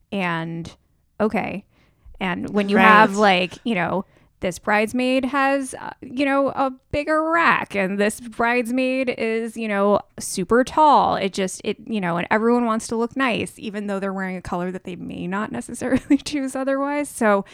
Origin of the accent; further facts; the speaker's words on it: New York City, New York, United States; I'm from New York City.